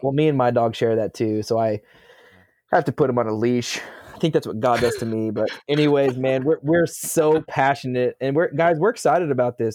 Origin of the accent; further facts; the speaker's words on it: Gravette, Arkansas, United States; I'm from Gravitt, Arkansas